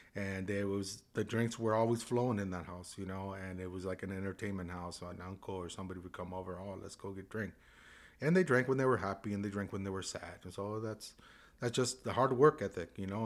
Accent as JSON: {"language": "English", "town": "San Juan Capistrano", "region": "California", "country": "United States", "tie": "born or raised there", "said": "I grew up in San Juan Capistrano, right in the barrio right there"}